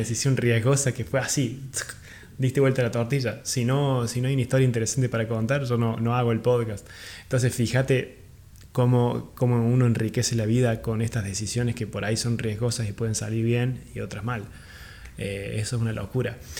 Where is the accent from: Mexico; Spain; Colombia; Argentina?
Argentina; Córdoba; moved away; yo soy de Córdoba Capital eh, y en ese momento cuando vivía ahí en Córdoba